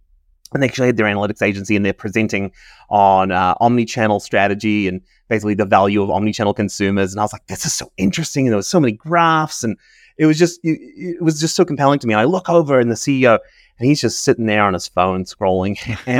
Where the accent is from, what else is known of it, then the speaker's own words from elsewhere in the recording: New Zealand; moved away; I have a bit of an accent. I'm from New Zealand originally. So I grew up in New Zealand, moved around. My father worked for New Zealand, so we moved around the world quite a bit.